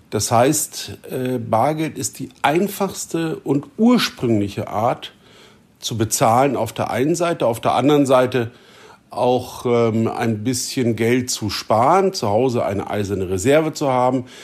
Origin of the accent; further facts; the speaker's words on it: Germany; Wir als Deutsche liegen mit der Schweiz, mit den Österreichern in der Mitte